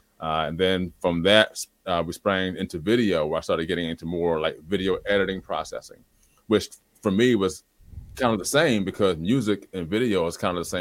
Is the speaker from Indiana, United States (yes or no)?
no; Trenton, New Jersey, United States; moved away as an adult; now in Delaware, United States; I was born and raised in Trenton, the capital city